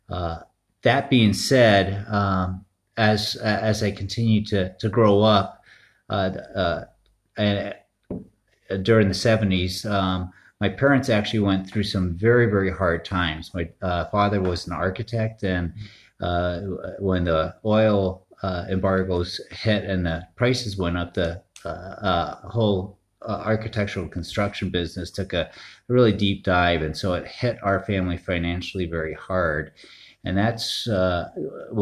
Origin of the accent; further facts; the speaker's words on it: Northeast, United States; I grew up in the Northeast